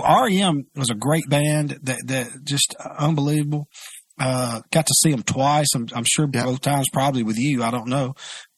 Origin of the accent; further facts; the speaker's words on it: Mississippi, United States; we grew up in Mississippi